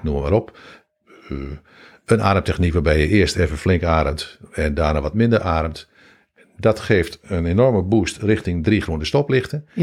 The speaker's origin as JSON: {"language": "Dutch", "town": "Hengelo", "region": "Overijssel", "country": "Netherlands", "said": "Ik kom uit Hengelo"}